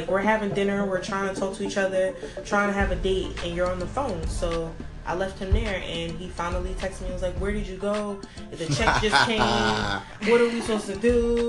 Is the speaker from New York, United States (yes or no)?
yes; New York, United States; I'm 23 years old. I'm from New York.